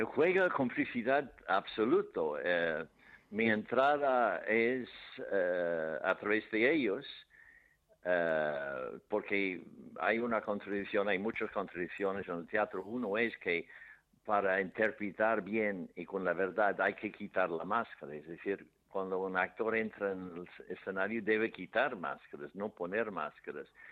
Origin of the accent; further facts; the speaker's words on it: Ireland; Spanish is a second language; moved away; en mi pueblo había un manicomio grande, grande, uno de los más grandes de Irlanda